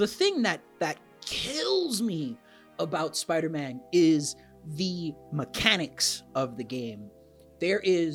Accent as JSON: {"language": "English", "town": "New York City", "region": "New York", "country": "United States", "tie": "born or raised there", "said": "I am born and bred in New York City"}